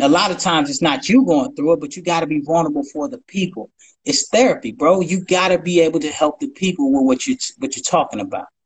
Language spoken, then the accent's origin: English; Ohio, United States; I'm from Ohio